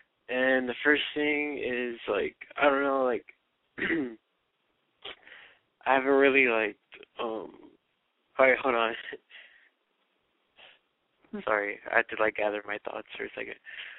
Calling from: Moreno Valley, California, United States; I'm 17, and I'm from Reno Valley.

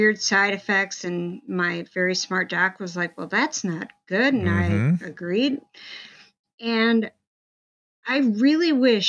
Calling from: California, United States; I'm in the Bay Area

